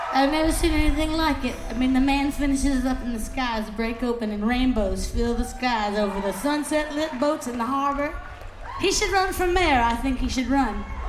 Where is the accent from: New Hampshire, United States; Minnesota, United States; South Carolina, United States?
South Carolina, United States; Charleston; We're from Charleston, South Carolina.